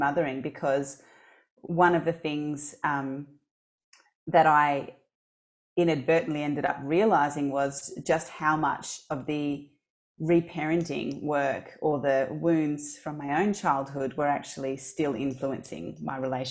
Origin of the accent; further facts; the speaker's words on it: Australia; also born or lived in Mozambique / Portugal; I was born in Mozambique. And when I was very young, when I was about 4 months old, I left Mozambique and went to Portugal with my grandmother without my parents, because at that time there was war. And then I lived in Portugal for about 4 years. And then I came to Australia